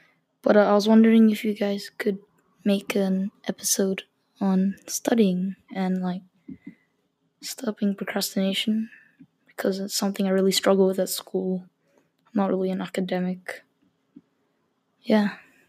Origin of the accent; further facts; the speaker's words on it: Australia; I'm from Australia.